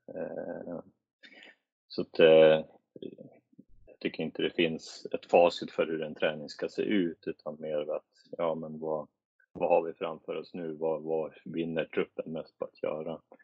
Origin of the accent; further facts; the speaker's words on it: Sweden; moved away as an adult; jag var svensk